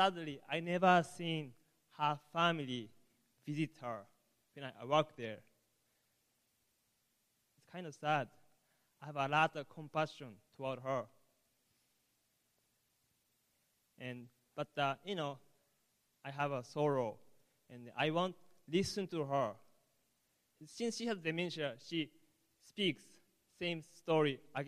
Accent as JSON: {"language": "English", "country": "Japan", "second_language": "English", "moved": "yes", "said": "I'm from Japan, so sorry about my English"}